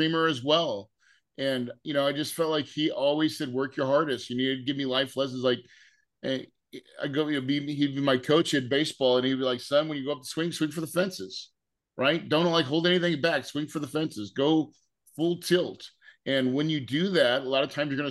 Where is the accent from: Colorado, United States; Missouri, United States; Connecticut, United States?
Missouri, United States; the Ozarks; I grew up in Missouri in the Ozarks